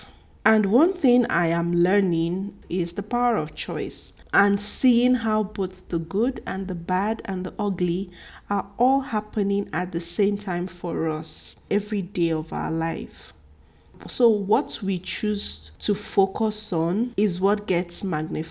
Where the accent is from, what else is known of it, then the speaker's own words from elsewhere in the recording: Igbo, Igboland, Nigeria; especially from where I'm from. I'm Igbo, and we eat cassava well